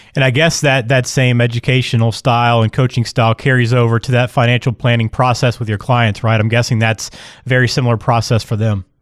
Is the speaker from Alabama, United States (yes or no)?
yes; Birmingham, Alabama, United States; moved away; I'm from Birmingham originally